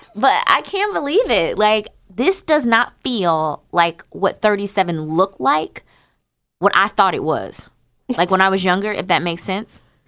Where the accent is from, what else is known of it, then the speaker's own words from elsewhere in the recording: New Jersey, United States; I'm from New Jersey. I'm a hundred percent American Negro.